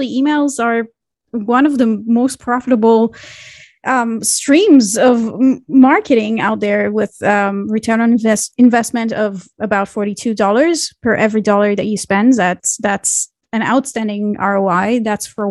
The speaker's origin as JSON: {"language": "English", "country": "Israel", "tie": "born or raised there", "said": "I grew up in Israel"}